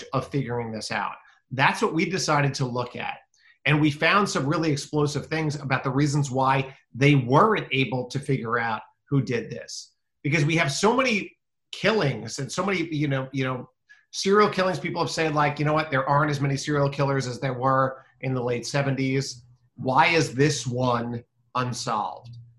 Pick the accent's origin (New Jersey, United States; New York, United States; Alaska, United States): New York, United States; Westbury; I'm from Westbury. I went to Clark High School